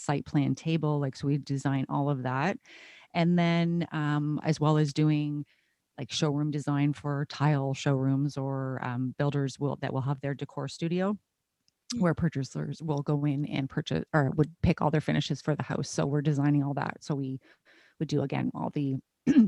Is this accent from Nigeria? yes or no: no; Canada; I'm a Canadian